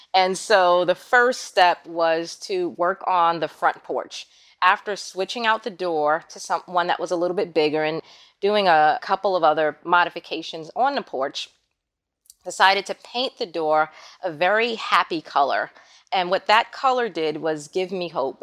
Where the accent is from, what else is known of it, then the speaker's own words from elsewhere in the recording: New York City, New York, United States; moved away as an adult; now in Florida, United States; growing up in Queens